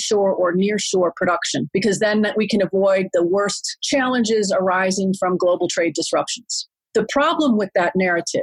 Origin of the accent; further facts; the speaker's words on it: United States; moved away as an adult; now in Singapore; I am an American, but I've been here in Singapore for more than 16 years